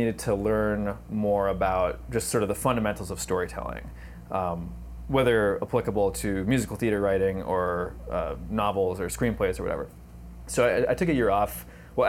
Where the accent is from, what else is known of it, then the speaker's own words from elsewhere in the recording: Anoka, Minnesota, United States; my hometown of Anoka, Minnesota